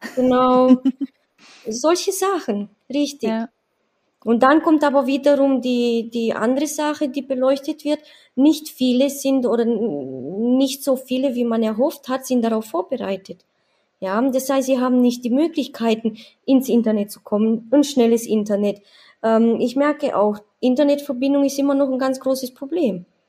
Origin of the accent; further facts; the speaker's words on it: Romania; now in Badenweiler, Germany; ich komme aus Rumänien